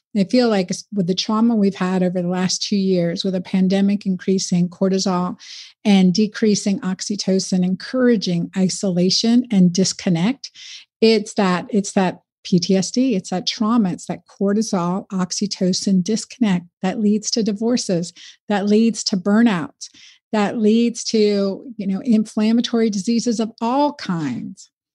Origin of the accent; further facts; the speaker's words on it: United States; I'm first generation American. I always like to say I grew up in the United Nations